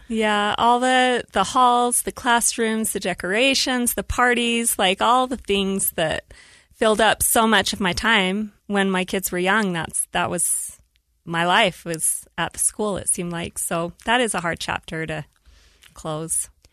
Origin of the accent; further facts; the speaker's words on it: Woods Cross, Utah, United States; also born or lived in Salt Lake City, Utah / Saratoga Springs, Utah; I was born in Salt Lake City and then raised in Woods Cross, Utah